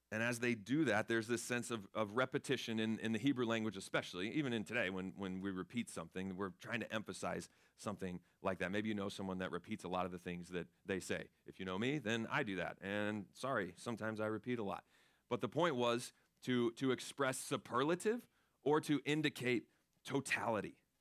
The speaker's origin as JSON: {"language": "English", "region": "Florida", "country": "United States", "tie": "born or raised there", "said": "I grew up in Florida"}